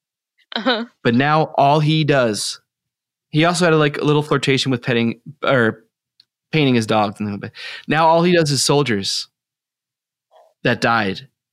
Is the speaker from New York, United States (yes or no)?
no; Texas, United States; accent: Texas; I'm being polite about my Texas accent for New Brunsfels or whatever.